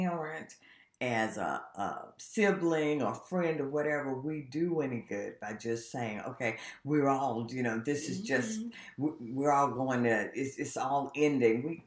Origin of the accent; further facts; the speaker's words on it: South Carolina, United States; now in Richmond, United States; my hometown in South Carolina